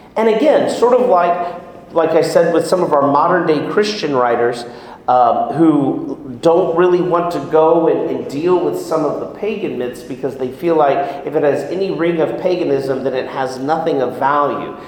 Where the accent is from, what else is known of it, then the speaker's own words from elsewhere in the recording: Houston, Texas, United States; I grew up in Houston, very devout family